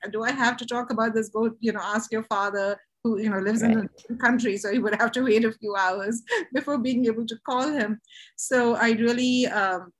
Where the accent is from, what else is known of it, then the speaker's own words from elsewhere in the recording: India; moved away; I was raised in India, where there's such a culture of shame and silence around sexuality and sex